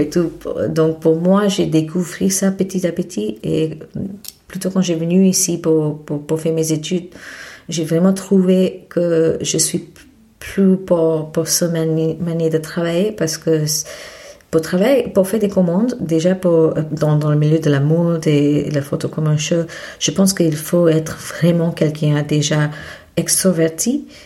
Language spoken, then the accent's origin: French; Mumbai, Maharashtra, India; French is a second language; moved away as an adult; also born or lived in Paris, France; je suis née à Bombay en Inde et ah, j'ai fait mes études en Inde aussi